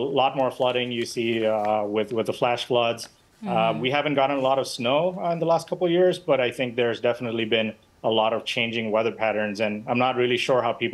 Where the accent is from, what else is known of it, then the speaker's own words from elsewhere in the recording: Bangladesh; now in New York, United States; I was born and raised in Bangladesh, and we see a lot of flooding there. But moving to New York